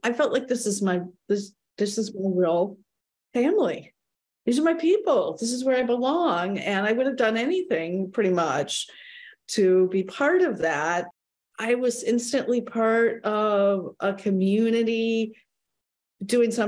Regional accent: Michigan, United States; moved away; I'm from Michigan originally.

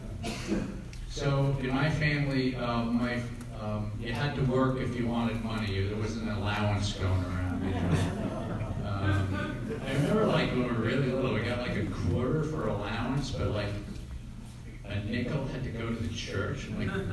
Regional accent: Larchmont, New York, United States; moved away; I grew up briefly in Larchmont, nine kids

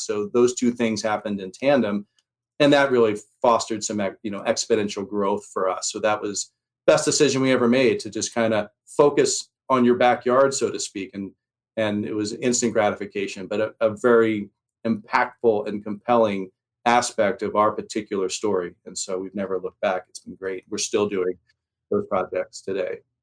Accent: Telluride, Colorado, United States; also born or lived in Philadelphia, Pennsylvania; I'm from Philadelphia originally. Um, my mom left, escaped, we like to say, Philly in 1978 and went straight to the little town of Telluride, Colorado

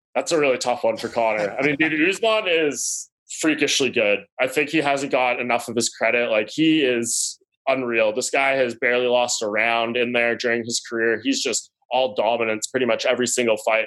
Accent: Canada; also born or lived in Toronto; I'm the Canadian homer here up in Toronto

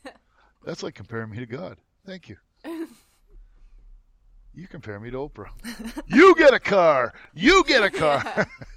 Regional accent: Canada; I'm a Canadian inspiration story.

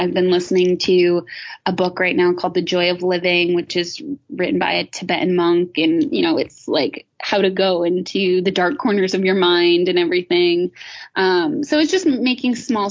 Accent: Rhode Island, United States; my hometown in Rhode Island

